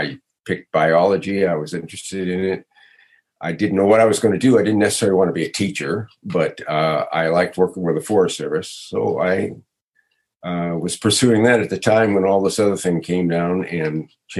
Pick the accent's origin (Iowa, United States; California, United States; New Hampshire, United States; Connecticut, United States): California, United States; Los Angeles; I grew up in California, in Los Angeles area